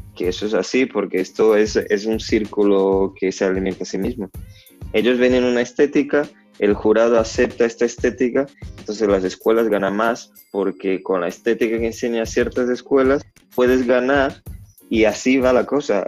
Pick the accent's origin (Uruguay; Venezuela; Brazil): Brazil; Salvador, Bahia; Spanish is a second language; moved away; yo vengo de Salvador de Bahía